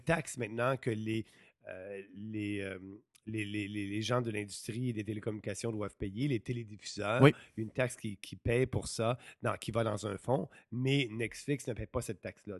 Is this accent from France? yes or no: no; Beauce, Quebec, Canada; moved away as an adult; also born or lived in Montreal; je suis retourné dans ma Beauce natale